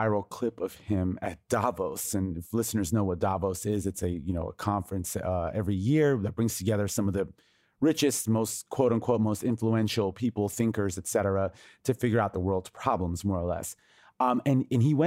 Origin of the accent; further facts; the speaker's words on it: United States; the cultural narrative that I was raised on in the United States